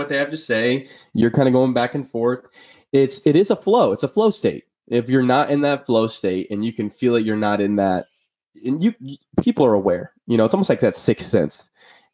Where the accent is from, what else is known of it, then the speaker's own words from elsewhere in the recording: Illinois, United States; moved away; I'm from Illinois, Midwest boys